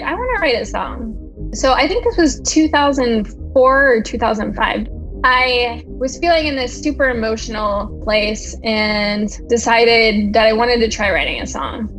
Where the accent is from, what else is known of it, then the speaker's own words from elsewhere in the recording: Pennsylvania, United States; moved away as an adult; now in Washington, D.C., United States; I am originally from Pennsylvania. And I moved to D.C. in 2006 after I graduated from college